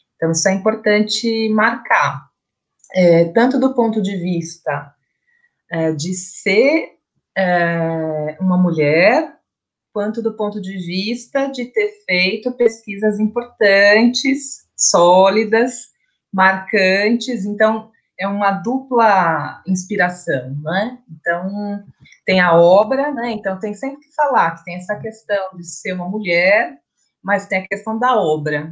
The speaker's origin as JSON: {"language": "Portuguese", "region": "São Paulo", "country": "Brazil", "said": "nós, somos de São Paulo"}